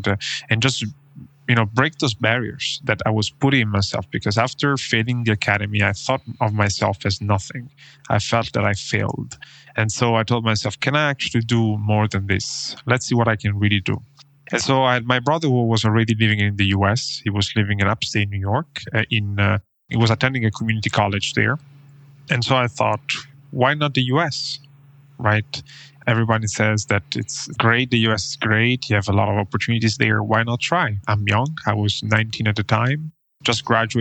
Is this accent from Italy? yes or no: yes; Italy; English is a second language; moved away as an adult; I also was in Italy until I finished high school